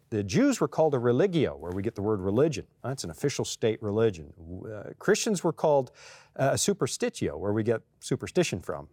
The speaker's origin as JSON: {"language": "English", "country": "Canada", "tie": "born or raised there", "said": "I'm born Canadian, but when I come here, flash my Canadian passport"}